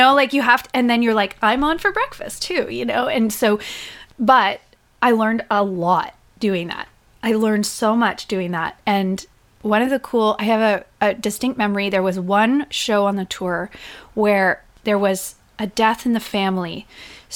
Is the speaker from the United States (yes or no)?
no; Whitby, Ontario, Canada; I grew up in Whitby, Ontario, which is just east of Toronto.